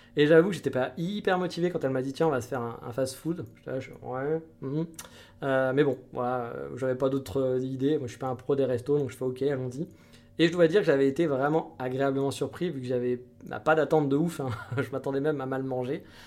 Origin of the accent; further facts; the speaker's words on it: France; en tant que Français